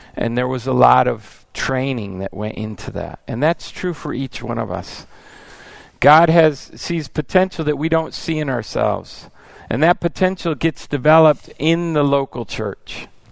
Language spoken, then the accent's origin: English; United States; moved away as an adult; also born or lived in Italy; I came as an American and I learned Italian